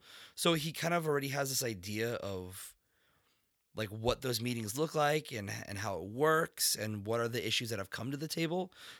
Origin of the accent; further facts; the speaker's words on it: Vista, California, United States; Even in the city we grew up in Vista